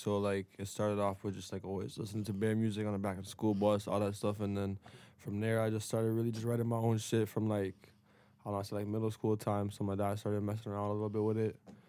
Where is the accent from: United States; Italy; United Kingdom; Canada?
Canada; Toronto, Ontario; I mean, shit, for me, I grew up in Toronto, so I kind of moved around a lot